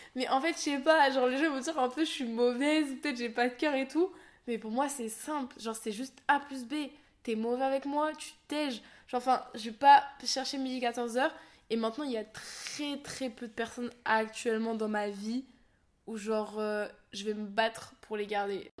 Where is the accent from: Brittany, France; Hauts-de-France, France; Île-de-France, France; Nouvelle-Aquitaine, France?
Île-de-France, France; Seine-Saint-Denis; born or raised there